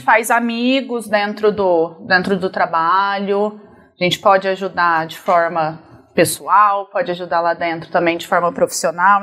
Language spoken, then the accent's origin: Portuguese; Barretos, São Paulo, Brazil; eu nasci aqui em Barretos uhum. e passei a infância toda